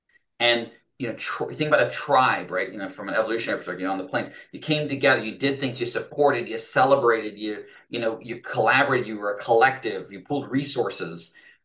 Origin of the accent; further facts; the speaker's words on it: Fort Collins, Colorado, United States; There we go. My hometown.